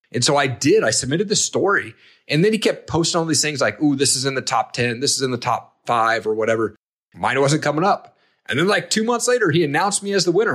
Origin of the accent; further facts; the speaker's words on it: Eastern Washington, United States; I grew up in Eastern Washington.